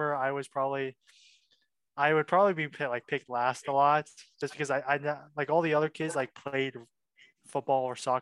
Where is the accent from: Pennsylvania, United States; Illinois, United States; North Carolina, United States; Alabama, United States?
Pennsylvania, United States; Wexford; also born or lived in Milwaukee, Wisconsin; my family moved to Wexford, which is a suburb just north of Pittsburgh. That's where I consider where I grew up